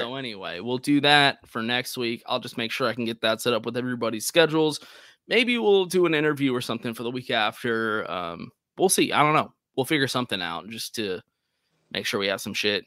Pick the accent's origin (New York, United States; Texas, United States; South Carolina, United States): Texas, United States; as a Texan